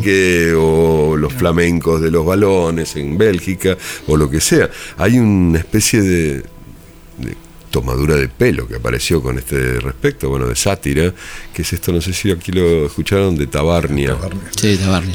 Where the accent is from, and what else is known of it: Argentina; accent: Argentine; moved away; also born or lived in Spain